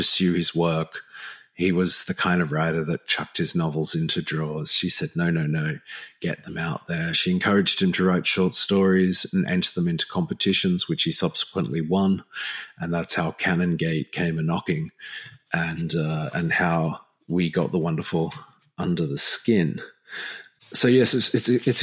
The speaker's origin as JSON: {"language": "English", "country": "Australia"}